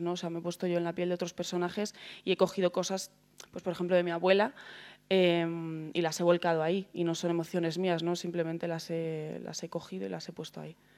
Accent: Segovia, Castile and León, Spain; now in Madrid, Spain; vengo de Segovia, vivir en un barrio muy barrio

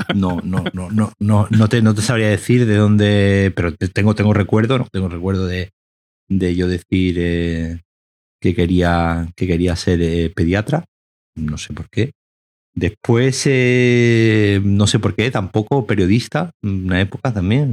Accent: Seville, Andalusia, Spain; moved away as an adult; now in Málaga, Spain; Yo soy de Sevilla, pero me fui a Málaga.

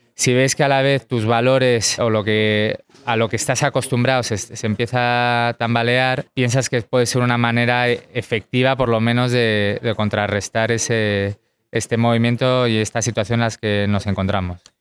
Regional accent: United States; como americano

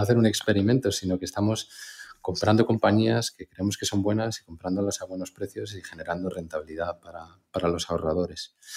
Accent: Spain; como los españoles

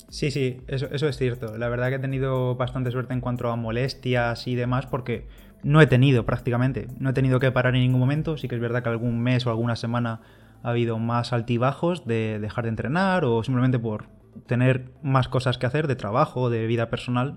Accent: Bigastro, Valencian Community, Spain; Bigastro, que es mi pueblo

